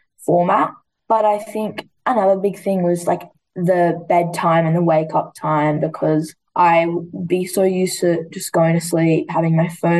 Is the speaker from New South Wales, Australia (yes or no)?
yes; Queanbeyan, New South Wales, Australia; I actually grew up my whole life in Queanbeyan, 15 minutes outside of Canberra.